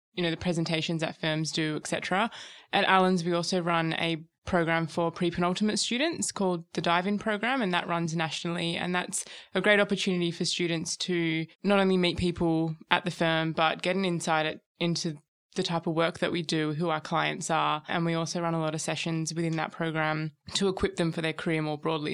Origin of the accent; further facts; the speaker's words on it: Perth, Western Australia, Australia; moved away as an adult; also born or lived in Sydney; now in Melbourne, Australia; I moved over from Perth, which is where I'm from.